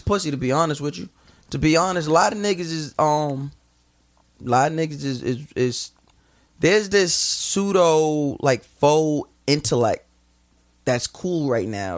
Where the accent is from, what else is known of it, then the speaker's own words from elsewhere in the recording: Long Island, New York, United States; I'm from Long Island. Like I got a house. Like got backyard